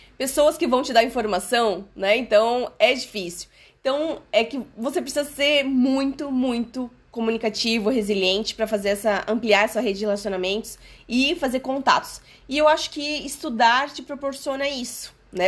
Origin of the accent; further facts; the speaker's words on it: Brazil; moved away as an adult; now in Portugal; eu saí do Brasil que tava tudo organizadinho a minha vida, eu tinha meu apartamento, tinha meu trabalho